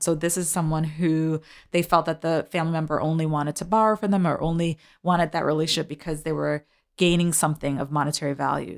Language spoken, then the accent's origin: English; New York City, New York, United States; I'm a New Yorker, so I ride the train and the bus